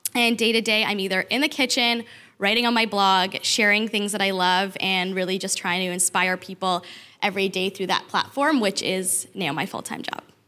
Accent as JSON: {"language": "English", "town": "Toronto", "region": "Ontario", "country": "Canada", "also_born_or_lived": "Detroit", "moved": "as an adult", "said": "I'm from Toronto. I moved to Detroit for my husband"}